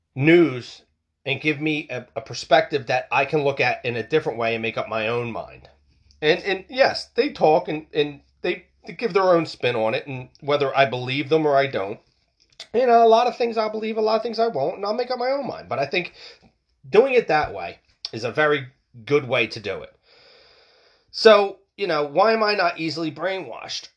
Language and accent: English; United States; we lack that as American people.